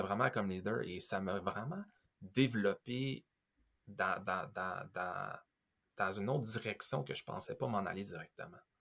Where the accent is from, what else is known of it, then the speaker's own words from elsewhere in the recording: Quebec / Montreal, Canada; also born or lived in Ontario; je suis de Québec, je suis de Montréal